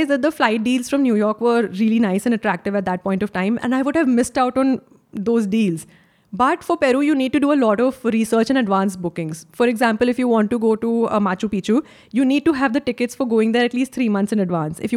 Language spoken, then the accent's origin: English; India; As an Indian